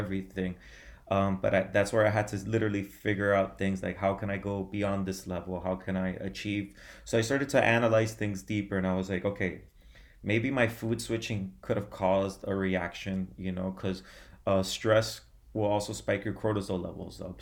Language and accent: English; Miami, Florida, United States; I was born in Miami, Florida. I've lived in Miami my whole life, my whole life